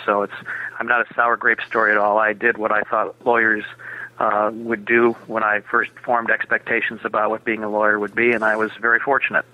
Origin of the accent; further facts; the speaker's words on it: Minneapolis, Minnesota, United States; I was born and raised in Minneapolis.